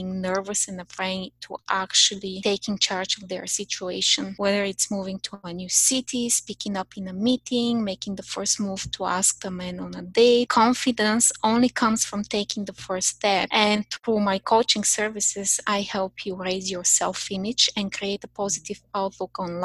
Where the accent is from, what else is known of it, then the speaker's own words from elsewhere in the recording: Bulgaria; English is a second language; moved away as an adult; also born or lived in Paris, France; now in Canada; when I was 22 years old, I moved from Bulgaria to France, Paris, France, to study my master's